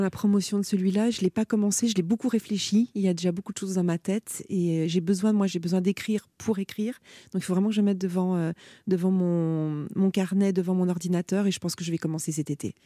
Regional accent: Gueugnon, Bourgogne-Franche-Comté, France; moved away as an adult; also born or lived in Paris; j'ai grandi à Guignon

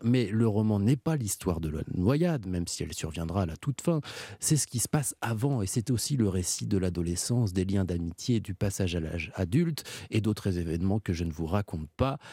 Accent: Pays de la Loire, France; j'ai grandi dans le Maine-et-Loire

